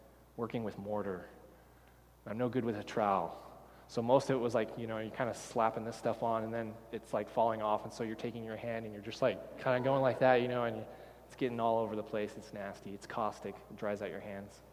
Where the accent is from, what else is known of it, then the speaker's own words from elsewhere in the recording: Texas, United States; I grew up in Texas